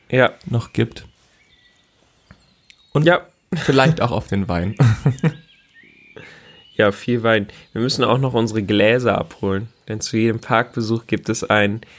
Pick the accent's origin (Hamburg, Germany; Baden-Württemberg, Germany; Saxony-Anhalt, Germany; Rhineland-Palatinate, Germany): Baden-Württemberg, Germany; born there; Ich bin gebürtiger Badener.